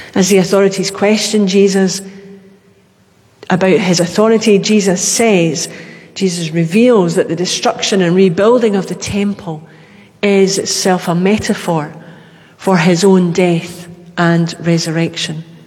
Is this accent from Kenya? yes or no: no; Glasgow, Scotland, United Kingdom; being a Glaswegian, that was where we went